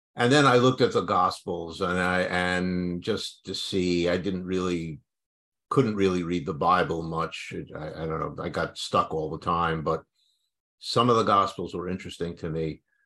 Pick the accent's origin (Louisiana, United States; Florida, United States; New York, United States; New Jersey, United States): New York, United States; New York City; I grew up in New York City